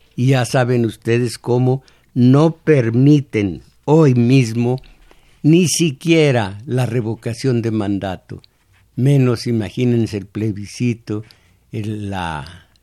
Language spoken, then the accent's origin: Spanish; Mexico; esos somos los mexicanos, el pueblo inocente